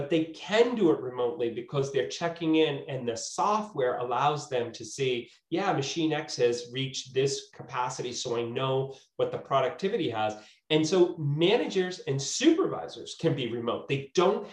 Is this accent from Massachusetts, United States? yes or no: yes; Waltham, Massachusetts, United States; also born or lived in New York; I grew up in Waltham, I work in Boston, I've been down, you know, schooled in New York